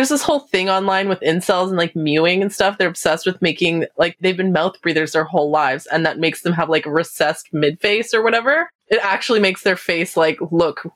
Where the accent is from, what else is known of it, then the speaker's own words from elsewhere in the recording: Canada; I'm Canadian